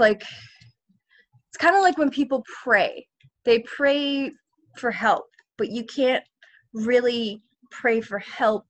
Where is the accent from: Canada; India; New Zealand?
Canada; Vancouver, British Columbia; I grew up in Vancouver as an actor